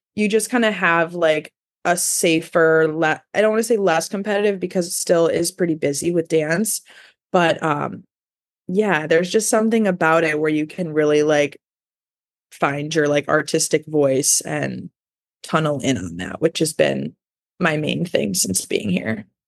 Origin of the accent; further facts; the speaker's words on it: Elgin, Illinois, United States; moved away as an adult; also born or lived in Pittsburgh / Los Angeles; I moved back home to Chicago. I'm from Elgin, uh, about an hour west of the city